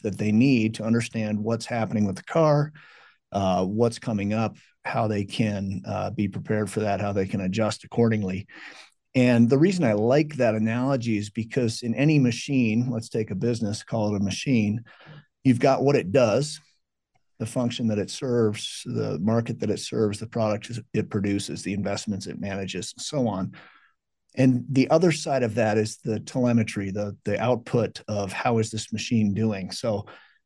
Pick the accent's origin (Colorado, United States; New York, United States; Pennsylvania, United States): Colorado, United States; also born or lived in California; I was born in California, but came out here when I was 2 years old, so I don't remember that, but been Colorado ever since